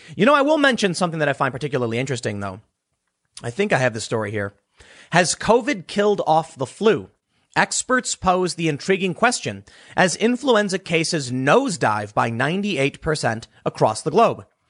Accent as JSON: {"language": "English", "town": "Chicago", "region": "Illinois", "country": "United States", "tie": "born or raised there", "said": "I'm from Chicago"}